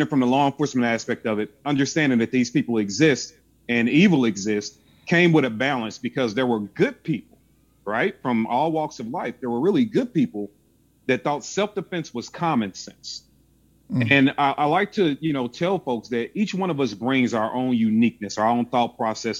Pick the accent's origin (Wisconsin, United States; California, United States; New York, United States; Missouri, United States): Missouri, United States; St. Louis; I'm from St. Louis, Missouri